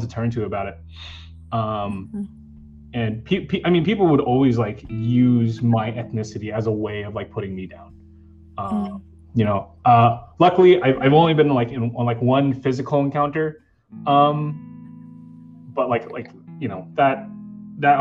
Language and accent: English; New York City, New York, United States; I grew up on Staten Island, which is, you know, not as diverse